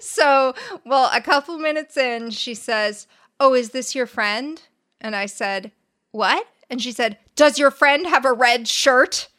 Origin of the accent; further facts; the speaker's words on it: La Crescenta, California, United States; La Crescenta